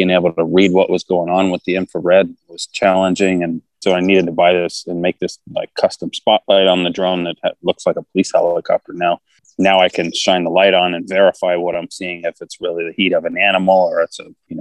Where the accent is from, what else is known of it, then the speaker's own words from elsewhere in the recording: Texas, United States; moved away as an adult; also born or lived in California; I grew up in Texas